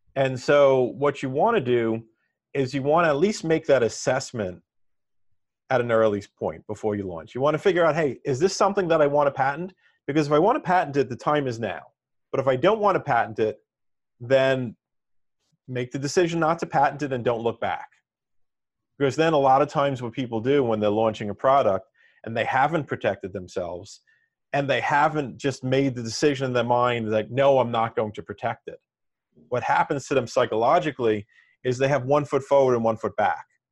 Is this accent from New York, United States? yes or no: yes; New York City, New York, United States; I'm from Staten Island, New York, and I attended a pre-engineering high school